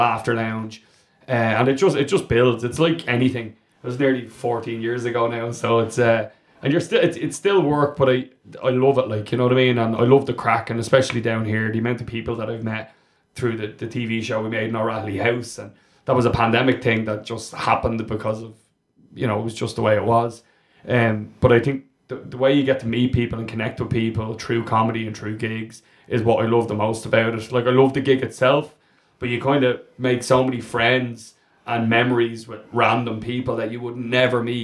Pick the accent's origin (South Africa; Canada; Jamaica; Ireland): Ireland; Wicklow, Leinster; I grew up in Wicklow